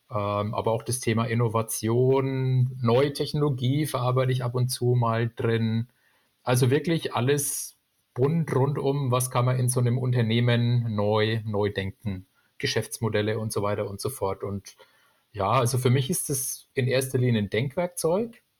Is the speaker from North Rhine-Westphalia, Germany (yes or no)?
no; Bamberg, Bavaria, Germany; Ich komme aus Bamberg